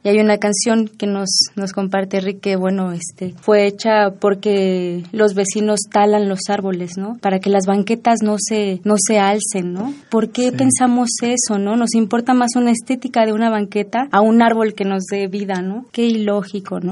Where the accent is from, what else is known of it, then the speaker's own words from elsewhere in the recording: Nezahualcóyotl, State of Mexico, Mexico; Yo soy de Nesa y también en las calles ahí tocamos